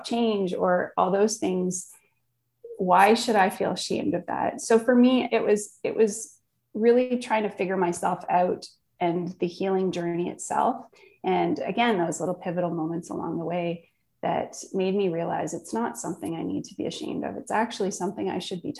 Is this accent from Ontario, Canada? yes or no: yes; Northern Ontario, Canada; I grew up in Northern Ontario, small town, camping and outdoor life